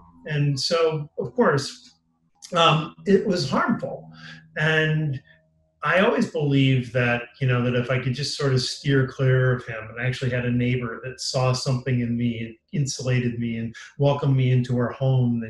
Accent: Long Island, New York, United States; I was a happy kid growing up in Long Island

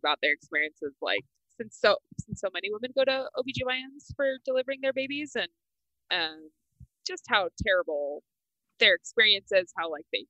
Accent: the South, United States; I grew up in the South, where Catholicism is not very prevalent.

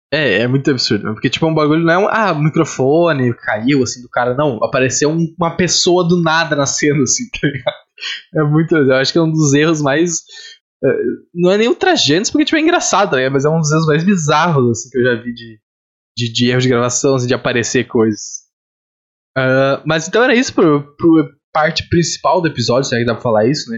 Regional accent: Rio Grande do Sul, Brazil; moved away; eu sou do Rio Grande do Sul, mas eu, eu, geralmente quando eu me refiro eu falo aqui, apesar de não estar morando no Rio Grande do Sul.

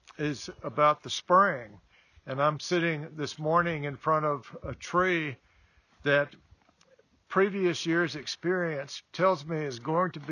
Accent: the South, United States; Growing up in the South, as I did

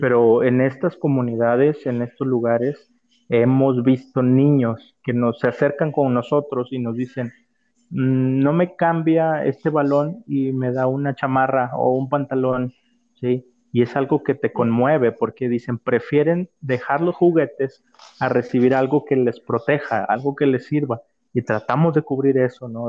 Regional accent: Chiapas, Mexico; de donde yo soy, que es del estado de Chiapas

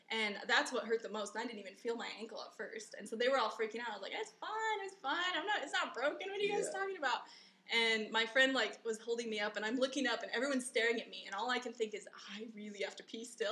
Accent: Colorado, United States; moved away as an adult; now in Taiwan; I'm from Colorado, which is also like very beautiful and spacious and open and huge

